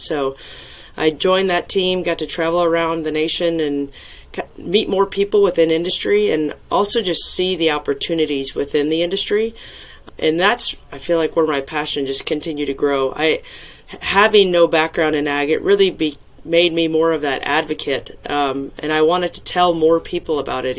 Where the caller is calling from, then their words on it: Wooster, Ohio, United States; Wooster, Ohio. It is the known center of the universe, as I'm told.